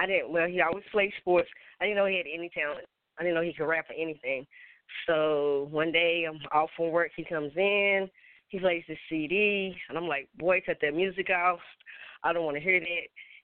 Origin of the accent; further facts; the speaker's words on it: West Virginia, United States; Because I'm from West Virginia, and I'm going to be honest. Anybody from West Virginia, there was no black music.